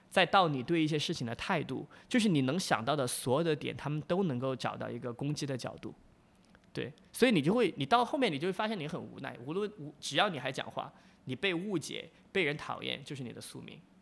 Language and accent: Chinese; Chongqing, China; accent: Chongqing dialect; moved away as an adult; now in United States; 在我方言里面重庆话